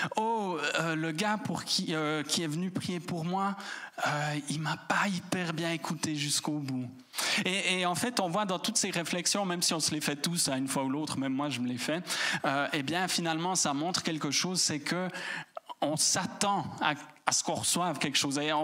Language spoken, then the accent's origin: French; Switzerland; en tant que Suisse